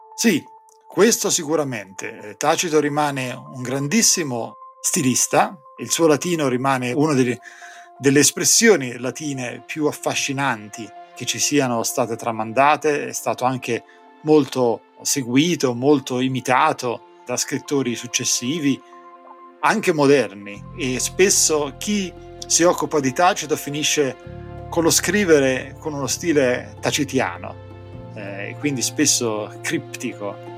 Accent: Corinaldo, Marche, Italy; moved away as an adult; also born or lived in Knoxville, Tennessee; now in Tennessee, United States; Io sono cresciuto nelle Marche

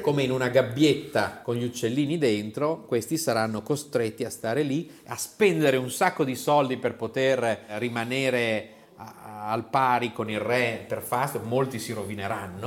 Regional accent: near Modena, Emilia-Romagna, Italy; dalle nostre parti, anzi dalle mie parti, vicino a Modena

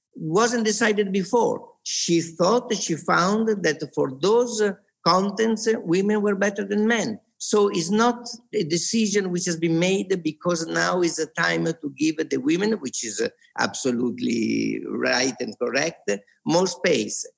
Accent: Venice, Veneto, Italy; moved away as an adult; also born or lived in Rome; now in Venice, Italy; was born in Venice. I lived here for 18 years. I did my school here.

